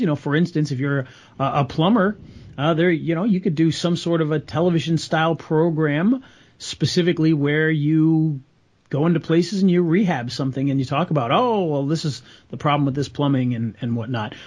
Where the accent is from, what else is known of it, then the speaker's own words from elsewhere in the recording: Rhode Island, United States; I grew up in Rhode Island